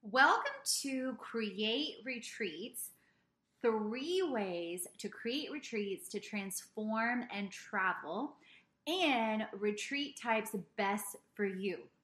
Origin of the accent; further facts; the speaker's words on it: South Carolina, United States; also born or lived in Poland / Italy; We ended up in the United States just before I was two years old in South Carolina